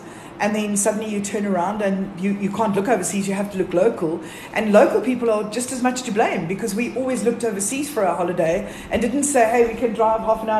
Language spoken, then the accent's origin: English; Johannesburg, Gauteng, South Africa; We're from Joburg.